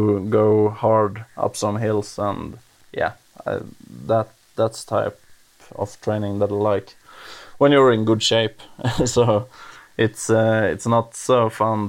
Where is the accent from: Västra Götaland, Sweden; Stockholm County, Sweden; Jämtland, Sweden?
Jämtland, Sweden; also born or lived in Åre, Sweden; My hometown is Opetand, and that's 10 kilometers outside of Östersund, but now I'm currently living in Östersund